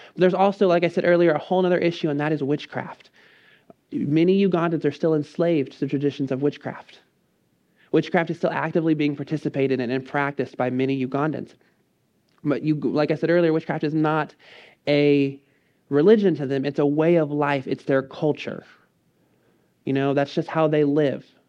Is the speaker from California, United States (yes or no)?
no; College Station, Texas, United States; I grew up in College Station.